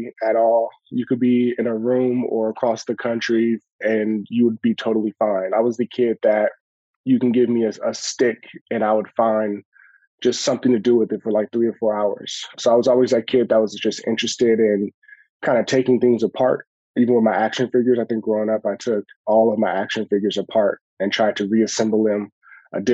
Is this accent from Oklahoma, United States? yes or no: no; Los Angeles, California, United States; I grew up in South Central Los Angeles